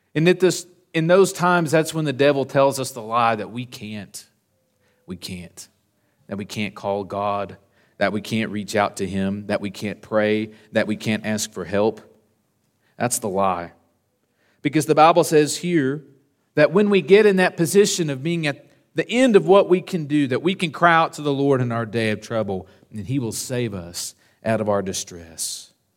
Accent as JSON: {"language": "English", "region": "Southern Oklahoma", "country": "United States", "tie": "born or raised there", "said": "When I was growing up in Southern Oklahoma"}